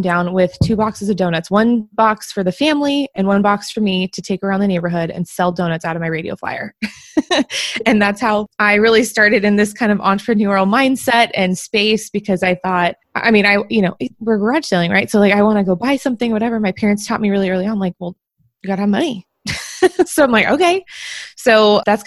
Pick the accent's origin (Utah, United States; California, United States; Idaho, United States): California, United States; Bay Area; moved away; I'm from the Bay Area originally